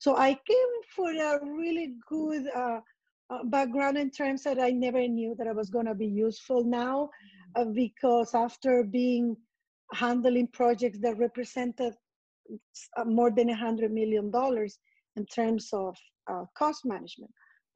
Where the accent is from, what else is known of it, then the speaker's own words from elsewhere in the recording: San Salvador, El Salvador; first language Spanish; English is a second language; moved away as an adult; now in New York, United States; since I relocated from my hometown, San Salvador, in El Salvador.